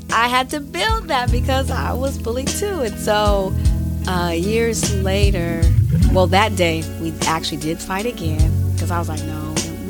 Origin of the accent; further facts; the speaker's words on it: Pasadena, California, United States; I'm from Pasadena, California all day.